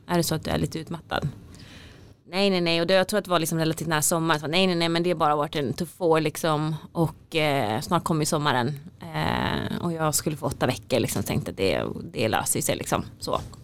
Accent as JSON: {"language": "Swedish", "town": "Falun", "region": "Dalarna County", "country": "Sweden", "tie": "born or raised there", "also_born_or_lived": "South Korea / Uppsala", "moved": "as an adult", "said": "har jag vuxit upp i, i Falun"}